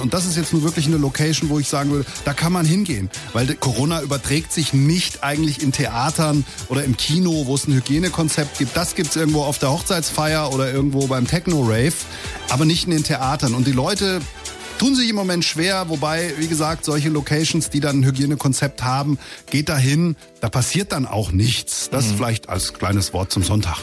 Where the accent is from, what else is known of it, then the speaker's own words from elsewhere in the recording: Langen, Hesse, Germany; also born or lived in Offenbach / Darmstadt / Ober-Hambach; In Offenbach bin ich geboren, ja. Ich bin in Langen aufgewachsen.